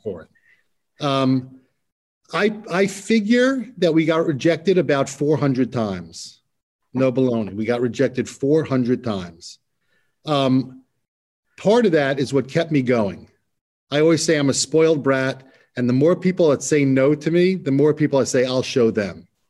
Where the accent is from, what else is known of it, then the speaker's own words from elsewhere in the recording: New York, United States; back when I was growing up in New York